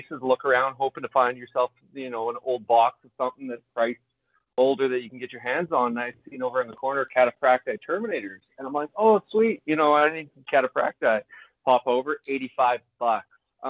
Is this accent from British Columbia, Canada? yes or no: yes; Vancouver Island, British Columbia, Canada; moved away; Yeah, because I remember going back to my hometown, you know, Vancouver Island.